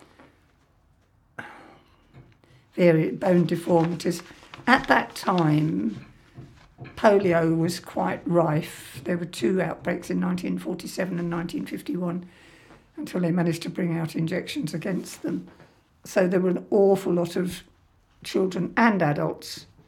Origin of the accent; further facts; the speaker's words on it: Harrow, London, United Kingdom; also born or lived in Kilburn; I was born in Harrow before the war. I went to a nursery school.